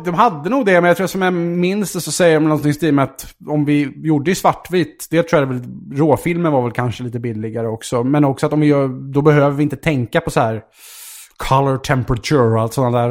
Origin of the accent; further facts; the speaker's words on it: Vaxholm, Stockholm County, Sweden; Jag är ju uppvuxen i, ute i Vaxholm, ute i Stockholms